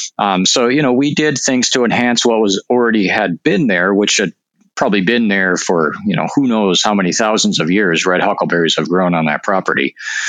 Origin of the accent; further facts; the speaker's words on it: Northern Plains, United States; I mean, I'm from the Northern Plains. My family were farmers and all that.